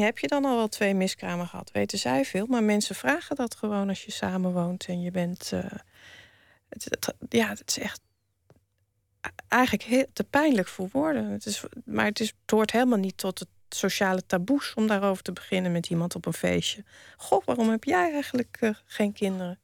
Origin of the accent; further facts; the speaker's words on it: Wageningen, Gelderland, Netherlands; Ik ben opgegroeid in Wageningen